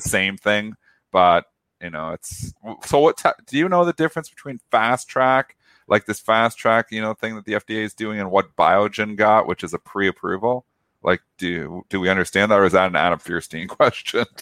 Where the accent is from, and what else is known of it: Canada